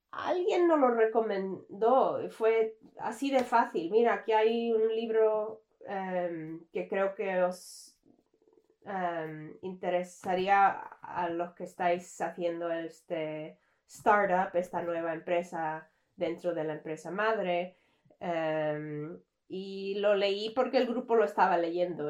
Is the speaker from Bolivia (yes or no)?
no; Canada; soy canadiense. Mm, nací en Canadá, me crié aquí, toda la vida he vivido aquí